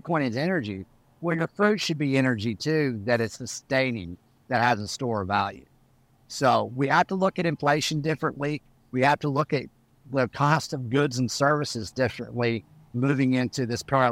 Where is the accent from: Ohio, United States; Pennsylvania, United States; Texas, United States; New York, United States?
Texas, United States; Canyon; I come from Texas, West Texas. I grew up around cows